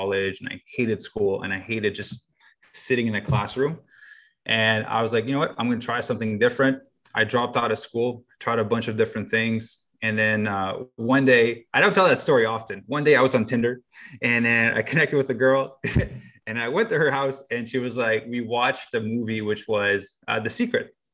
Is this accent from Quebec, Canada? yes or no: yes; Bristol, Quebec, Canada; also born or lived in Gatineau, Quebec; now in Los Angeles, United States; I came from Bristol, which is like in the country, like maybe an hour away from Gatineau. Farm kid